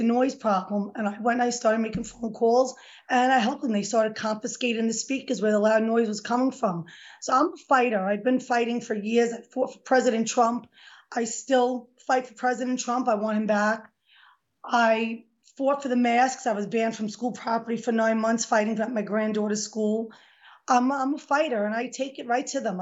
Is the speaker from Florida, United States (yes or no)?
no; New York City, New York, United States; I was born and raised in Throgs Neck in the Bronx.